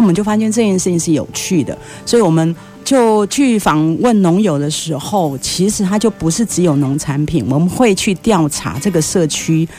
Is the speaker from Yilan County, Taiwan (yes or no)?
yes; Yilan County, Taiwan; moved away; 我是宜兰人